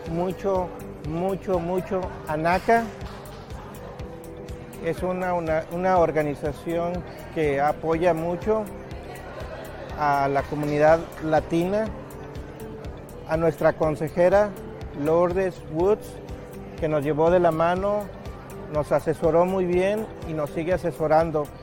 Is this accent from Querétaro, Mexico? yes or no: yes; Querétaro, Mexico; Hola, ¿qué tal? … soy de México, de Querétaro.